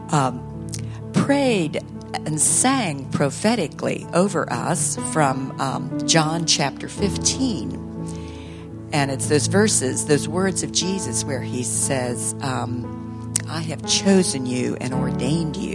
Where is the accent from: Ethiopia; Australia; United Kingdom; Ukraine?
Ethiopia; When I was a little girl growing up in Ethiopia, as Richard introduced us or introduced me